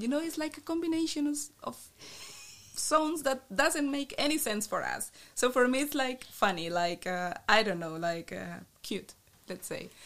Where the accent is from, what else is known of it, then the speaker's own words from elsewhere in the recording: Bucaramanga, Santander, Colombia; English is a second language; moved away as an adult; also born or lived in Nijmegen, Netherlands / Maastricht, Netherlands; now in Eindhoven, Netherlands; in my city, I'm from Bucaramanga, a little city in the northeast